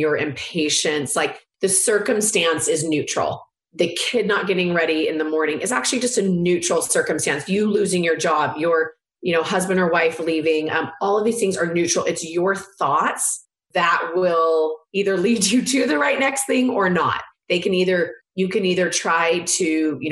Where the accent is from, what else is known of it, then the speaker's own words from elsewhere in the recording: California, United States; I'm from California